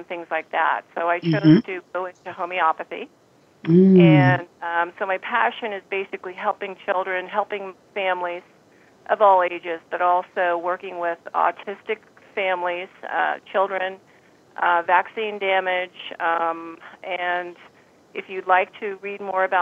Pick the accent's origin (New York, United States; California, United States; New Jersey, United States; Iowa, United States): California, United States; Marin County; also born or lived in San Francisco, California; I was born in San Francisco, raised in Marin County